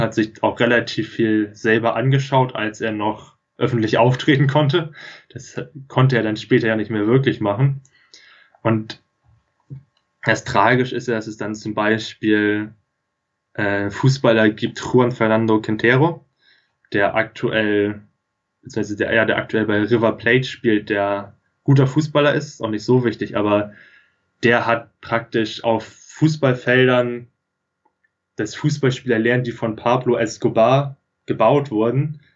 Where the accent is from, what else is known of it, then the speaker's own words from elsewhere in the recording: near Lüneburg, Lower Saxony, Germany; ich komme hier aus der Nähe von Lüneburg, bin hier auf dem Dorf aufgewachsen